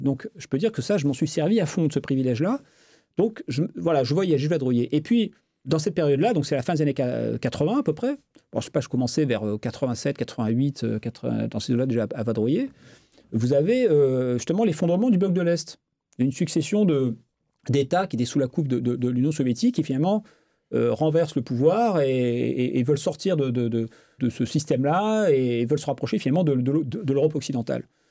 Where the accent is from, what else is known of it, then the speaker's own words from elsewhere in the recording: France; je suis français